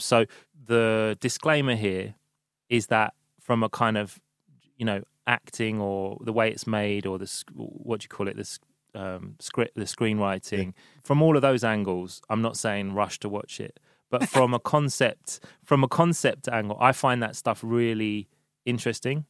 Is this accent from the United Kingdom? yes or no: yes; London, United Kingdom; i've been in london since first week of march